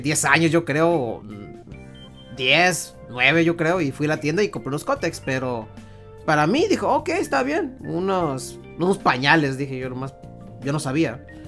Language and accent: Spanish; Mexico; nosotros somos mexicanos